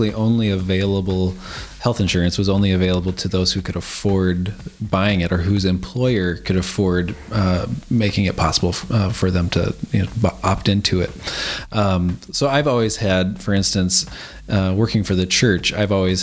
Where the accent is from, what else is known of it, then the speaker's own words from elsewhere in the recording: United States; now in Adelaide, Australia; as an American citizen